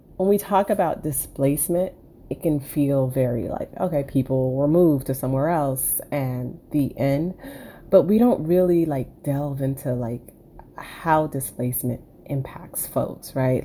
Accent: Miami, Florida, United States; I was born and raised in Miami. 305 till

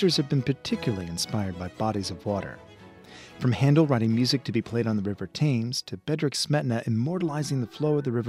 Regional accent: the American South, United States; I grew up in the American South

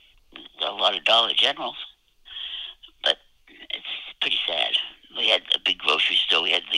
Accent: Barre, Vermont, United States; I was born here in Barre back in 45.

